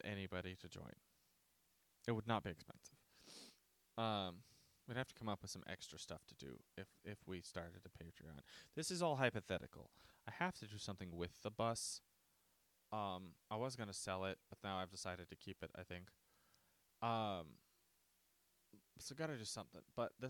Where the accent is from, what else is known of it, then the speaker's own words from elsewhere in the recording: United States; I'm an American who came back from England